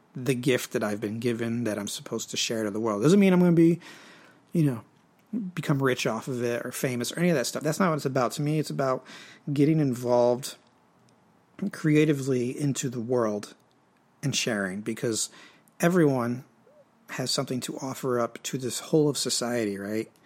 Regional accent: United States; I am American, but half of me is French Canadian in nature, or no, in origin

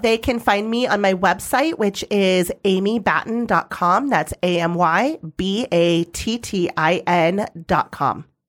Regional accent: Arizona valley, United States; it's in my hometown

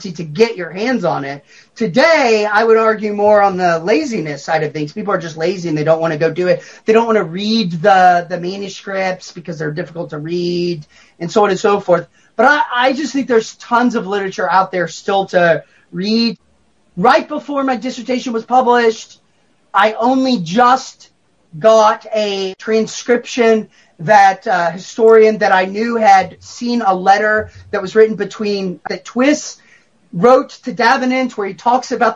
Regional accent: Texas, United States; I'm a Texan and I'm Reformed

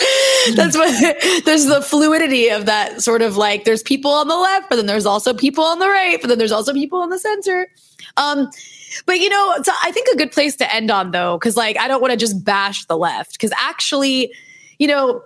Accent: United States; now in Beirut, Lebanon; I'm also American

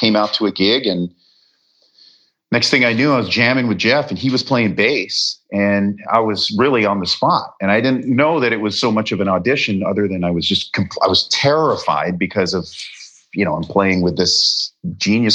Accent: Canada; moved away as an adult; also born or lived in Wales; now in Los Angeles, United States; I was born in Wales. My parents, you know, were British UK family and they immigrated to Canada

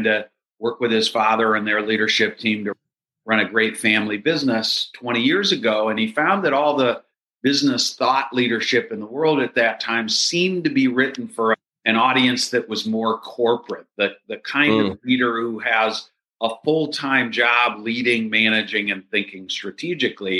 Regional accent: Minneapolis, Minnesota, United States; I am from Minneapolis

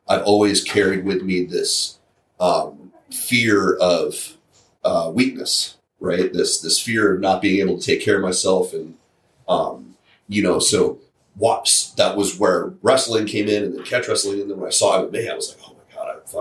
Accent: St. Petersburg, Florida, United States; I'm from St. Pete

